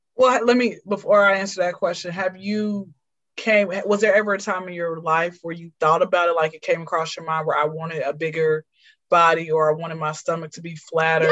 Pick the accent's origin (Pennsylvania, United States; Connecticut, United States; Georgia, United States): Georgia, United States; Atlanta; I'm from Atlanta. I've been here since I was zero